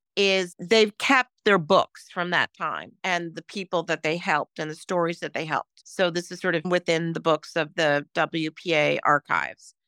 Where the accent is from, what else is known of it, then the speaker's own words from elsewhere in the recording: New York City, New York, United States; I grew up in New York City